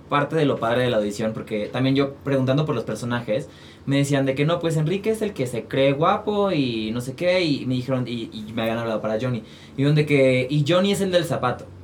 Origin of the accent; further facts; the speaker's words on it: Guadalajara, Jalisco, Mexico; moved away as an adult; now in Mexico City, Mexico; yo soy de Guadalajara